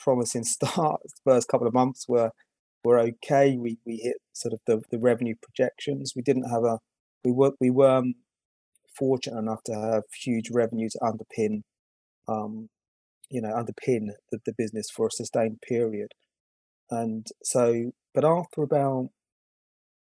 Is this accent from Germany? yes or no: no; United Kingdom; I'm from the UK